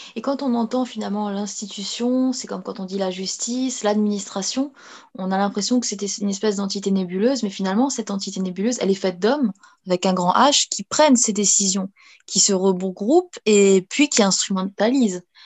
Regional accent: France; on une communauté. Euh, avec toutes les confessions et on est français.

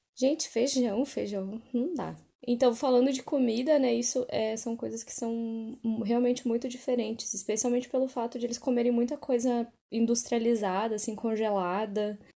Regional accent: Brazil; now in London, United Kingdom; eu sou brasileira

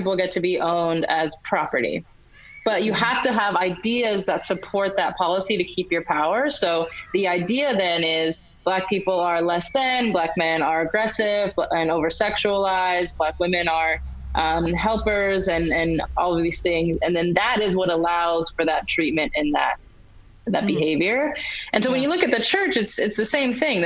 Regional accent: United States; I'm African American

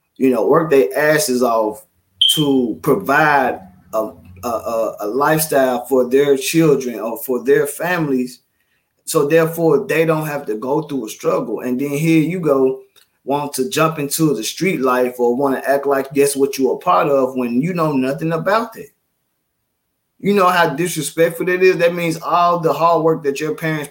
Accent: Memphis, Tennessee, United States; I grew up in Memphis, grew up in Orange Mound, and it was a tight-knit community

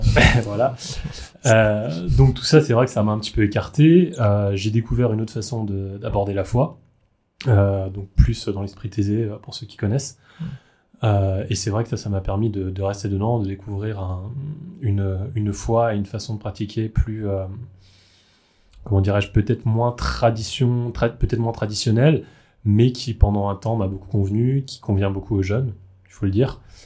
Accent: Alsace, Grand Est, France; je viens, comme toi, d'Alsace, d'une famille très catholique

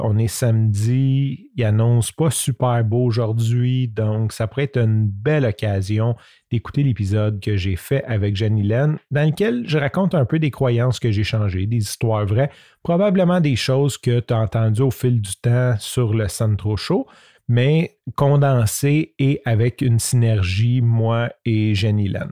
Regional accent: Canada; accent: French Canadian; first language French; mon accent French Canadian accent

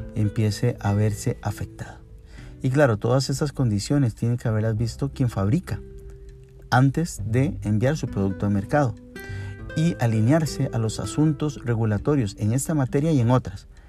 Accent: Costa Rica; en nuestro país, en Costa Rica

